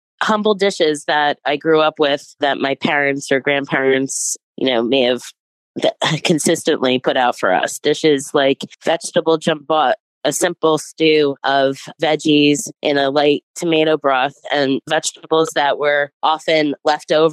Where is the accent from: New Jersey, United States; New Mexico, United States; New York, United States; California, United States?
New Jersey, United States; Newark; I grew up in Newark also, so a melting pot